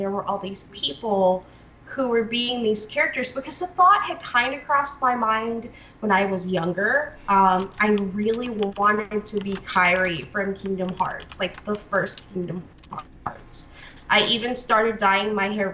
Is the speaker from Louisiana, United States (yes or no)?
yes; Louisiana, United States; moved away; also born or lived in Pennsylvania; I'm actually from Louisiana